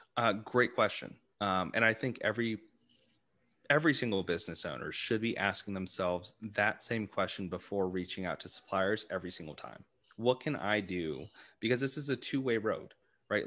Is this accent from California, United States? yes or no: no; Arlington, Virginia, United States; I'm originally from the Arlington area, um, in Virginia